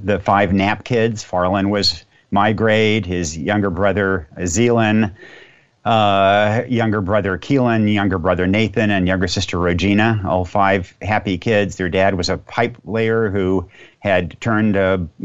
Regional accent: Yamhill, Oregon, United States; my hometown, Yamhill, Oregon

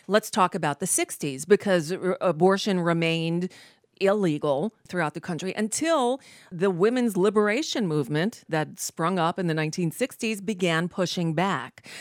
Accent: Hollywood, Florida, United States; I grew up in Hollywood, Florida

